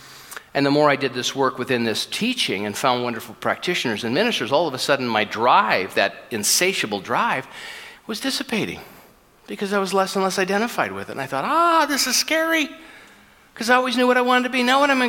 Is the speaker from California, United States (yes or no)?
yes; California, United States; now in Edmonton, Canada; People say, where are you from? We came to Edmonton, Southern California. What the hell are you doing here?